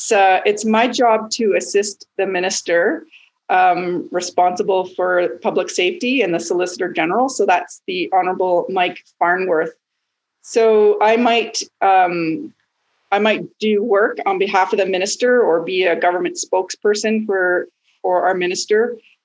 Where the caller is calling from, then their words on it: Prince Rupert, British Columbia, Canada; also born or lived in Terrace, British Columbia; I'm calling in from Terrace in northern BC, but my home is Prince Rupert in Coast Simchan territory, about an hour and a half away.